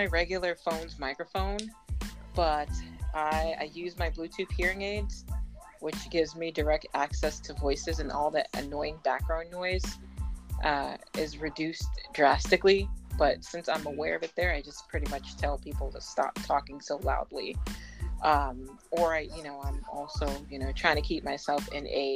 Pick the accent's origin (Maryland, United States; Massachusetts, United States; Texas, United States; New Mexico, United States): Massachusetts, United States; Boston; I grew up in Boston, Massachusetts